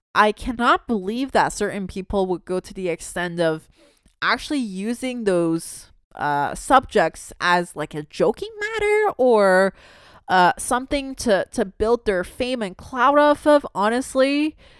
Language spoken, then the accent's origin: English; Canada; also born or lived in Toronto